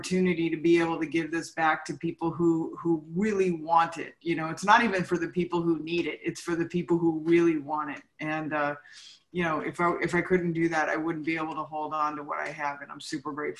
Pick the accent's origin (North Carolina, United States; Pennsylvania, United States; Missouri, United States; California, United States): California, United States; San Fernando Valley; I grew up in the San Fernando Valley